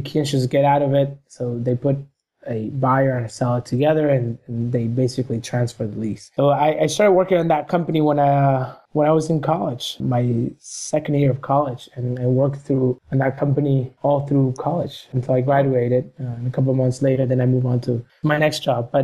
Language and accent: English; Argentina; moved away; I was a little kid in Argentina. I'm from Argentina